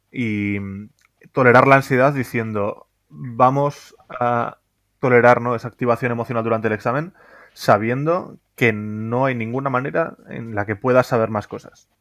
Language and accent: Spanish; Pamplona, Navarre, Spain; moved away as an adult; also born or lived in Madrid; yo soy de Pamplona, pero me, fui a Madrid